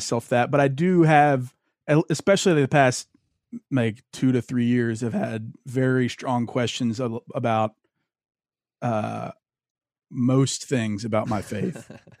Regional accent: Louisiana, United States; Because I grew up in Louisiana. I've basically been a Christian my whole life.

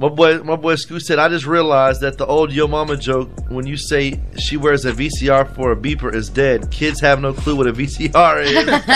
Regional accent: United States; I'm American

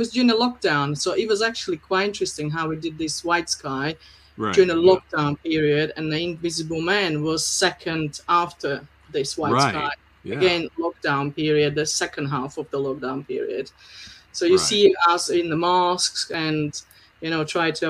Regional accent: Slovakia; English is a second language; moved away as an adult; also born or lived in Malta; now in United Kingdom; I'm from Slovakia originally, born in Czechoslovakia and came to UK in 2002

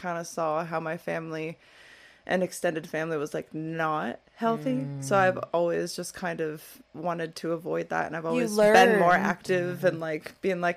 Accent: Midwest, United States; I grew up in the Midwest

